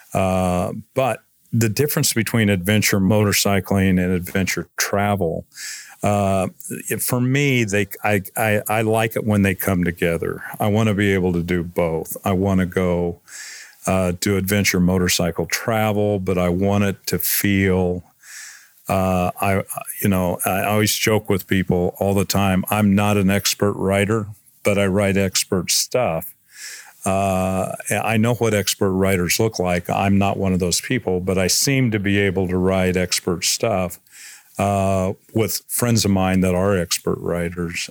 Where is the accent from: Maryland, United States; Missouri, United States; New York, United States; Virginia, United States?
Missouri, United States; now in McCall, Idaho, United States; I grew up in Missouri